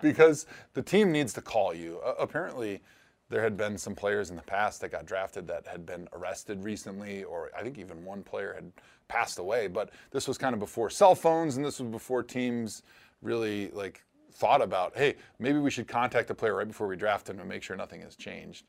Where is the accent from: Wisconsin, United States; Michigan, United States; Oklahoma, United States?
Wisconsin, United States; Milwaukee; moved away; I grew up in Milwaukee.